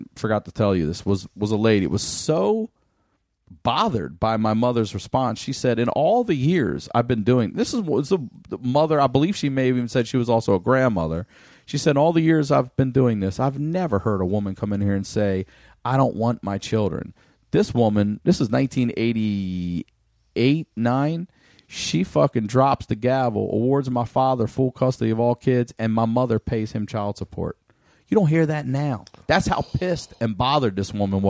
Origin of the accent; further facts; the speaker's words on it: Baltimore, Maryland, United States; growing up in Baltimore